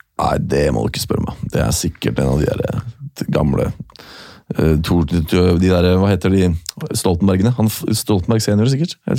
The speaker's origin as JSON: {"language": "Norwegian", "country": "Norway", "said": "jeg er norsk"}